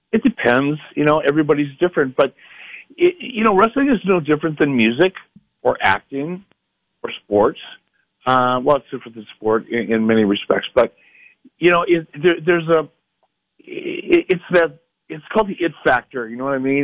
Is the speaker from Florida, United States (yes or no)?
no; Detroit, Michigan, United States; I grew up in Detroit